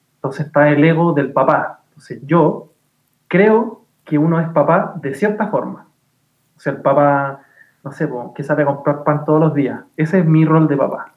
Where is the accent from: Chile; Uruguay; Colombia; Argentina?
Chile